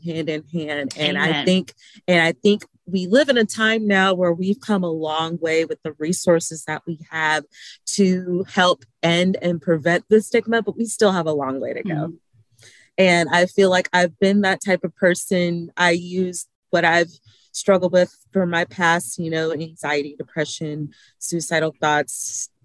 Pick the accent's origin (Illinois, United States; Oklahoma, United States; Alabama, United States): Alabama, United States; I am a small town girl from Lynette, Alabama, raised for majority of my life. I am proud of my hometown